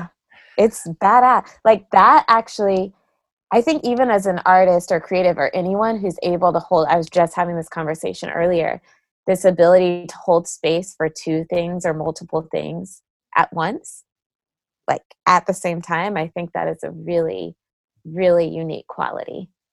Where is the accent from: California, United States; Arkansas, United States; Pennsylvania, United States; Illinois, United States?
California, United States; San Jose; I grew up in the Bay Area uh, in San Jose, California